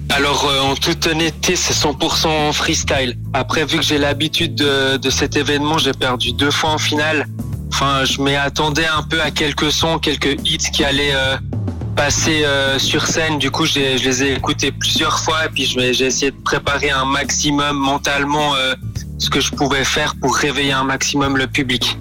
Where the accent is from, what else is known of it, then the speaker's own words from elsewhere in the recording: Vevey, Vaud, Switzerland; je viens de Vevey